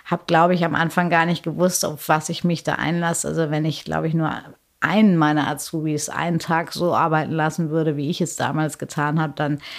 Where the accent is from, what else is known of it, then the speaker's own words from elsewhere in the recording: Paderborn, North Rhine-Westphalia, Germany; also born or lived in Hamburg / Bielefeld; zwar gebürtig in Hamburg, aber groß geworden zwischen Paderborn und Bielefeld und in Paderborn äh, ist ja immer noch sehr katholisch, ähm, gab es ähm, eine reine Mädchenschule, das äh, Michaelskloster.